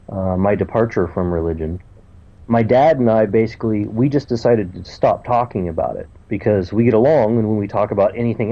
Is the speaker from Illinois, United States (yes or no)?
no; Ohio, United States; I'm from Ohio in the United States, and my Twitter handle is ….